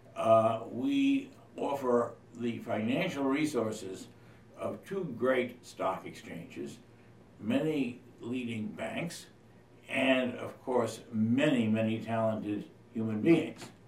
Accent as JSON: {"language": "English", "region": "London", "country": "United Kingdom", "tie": "born or raised there", "moved": "yes", "lives_now": "New York, United States", "said": "I'm originally British as well as American born in London"}